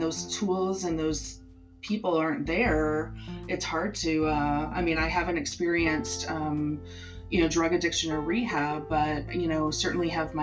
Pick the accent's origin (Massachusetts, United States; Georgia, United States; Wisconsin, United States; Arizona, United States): Wisconsin, United States; moved away; I'm originally from Wisconsin